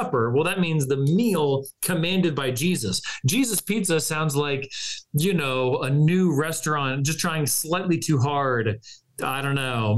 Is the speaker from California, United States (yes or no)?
yes; California, United States; moved away; as a Californian, I have at least some West Coast credibility left in me somewhere